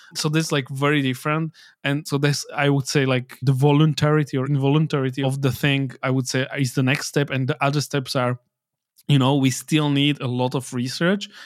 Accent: Slovakia

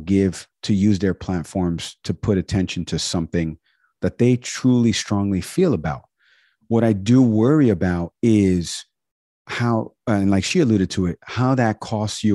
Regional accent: New York, United States; accent: New York; my New York accent

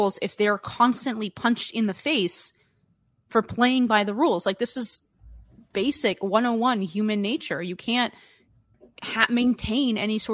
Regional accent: California, United States; moved away; as a Californian or former Californian

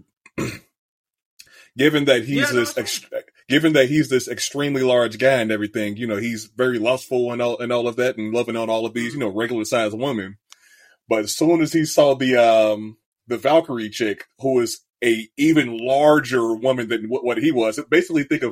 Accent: United States; we're from America

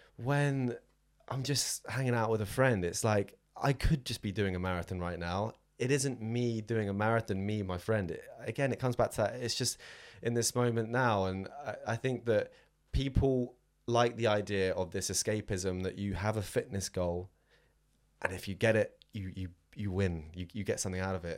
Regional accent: Southampton, South East England, United Kingdom; moved away; I am from Southampton originally, down on the south coast

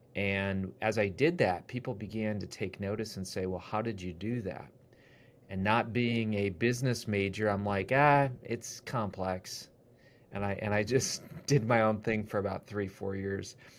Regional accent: Wisconsin, United States; now in Ohio, United States; I grew up in Wisconsin. Now I live in Ohio

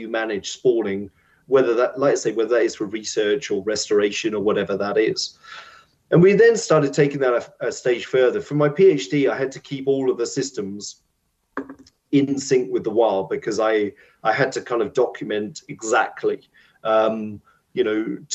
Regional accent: United Kingdom; because we're British, we like our tea breaks

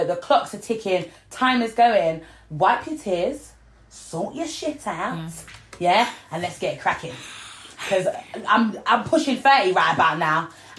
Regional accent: North Lincolnshire, near Grimsby, Yorkshire and the Humber, United Kingdom; moved away; also born or lived in Peckham; I'm a northerner, by the way. Whereabouts? Well, I was brought up in North Lincolnshire, teeny tiny little village next to Grimsby

